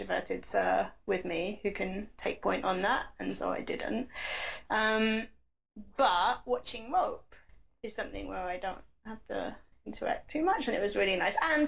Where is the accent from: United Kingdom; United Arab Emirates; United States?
United Kingdom; England; I'm English